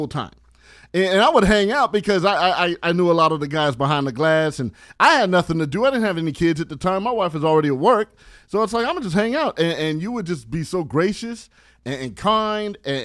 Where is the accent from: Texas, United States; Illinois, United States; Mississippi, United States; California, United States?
California, United States; San Bernardino; I'm from San Bernardino, California